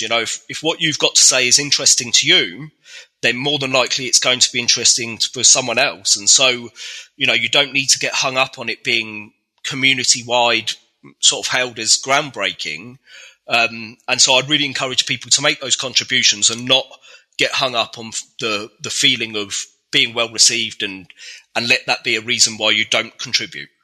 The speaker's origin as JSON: {"language": "English", "town": "Reading", "region": "South East England", "country": "United Kingdom", "said": "I'm from Reading in the UK"}